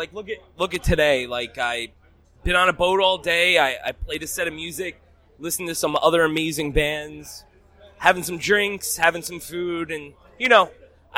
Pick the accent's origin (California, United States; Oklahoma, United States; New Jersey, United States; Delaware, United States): New Jersey, United States; moved away as an adult; now in Boston, United States; I'm from New Jersey. I've only been in Boston about 4-5 years now